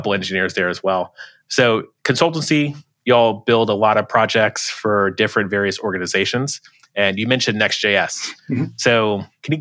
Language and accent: English; Florida, United States; I'm from Florida